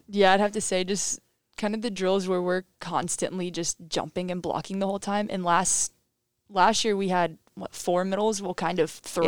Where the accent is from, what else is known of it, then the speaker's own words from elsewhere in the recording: Crystal River, Florida, United States; moved away; I'm from Crystal River, Florida